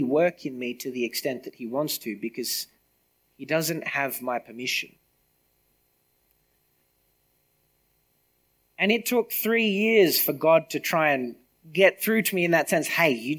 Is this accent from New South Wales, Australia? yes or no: yes; Griffith, New South Wales, Australia; I grew up in Griffith, right? I left for a couple of years. I came back